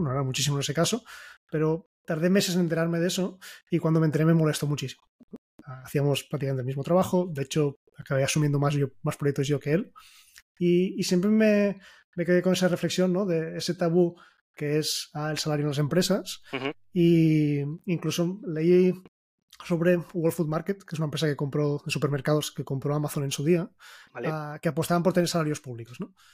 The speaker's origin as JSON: {"language": "Spanish", "region": "Catalonia", "country": "Spain", "said": "somos catalanes"}